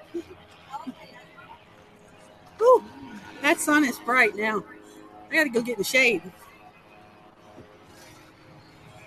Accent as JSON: {"language": "English", "region": "Mississippi", "country": "United States", "said": "I'm from Mississippi"}